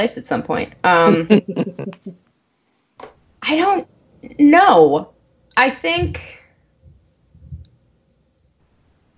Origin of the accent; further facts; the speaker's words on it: New England, Maine, United States; moved away; I grew up in New England, not, you know, Connecticut, New England, but like actual New England and Maine.